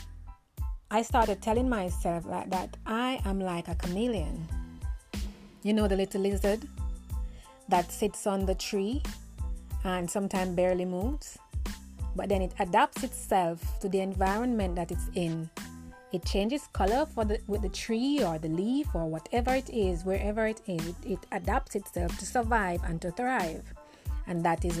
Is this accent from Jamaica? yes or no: yes; Jamaica; moved away as an adult; now in United Kingdom; I am a Jamaican at heart, as you can hear my accent. I live in the UK now for 10 years, and I am torn between my country, Jamaica, and living in the UK.